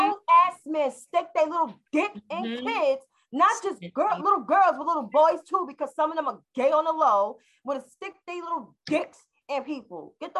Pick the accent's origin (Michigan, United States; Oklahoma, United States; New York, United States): New York, United States; New York City; I'm from Harlem.